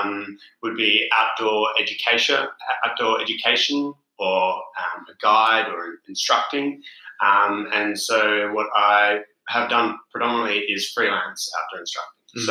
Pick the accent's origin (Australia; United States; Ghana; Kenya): Australia; Perth, Western Australia; also born or lived in South Africa; I am from Perth in Western Australia. Born in South Africa and then immigrated when I was 12. Currently traveling around Europe with my girlfriend.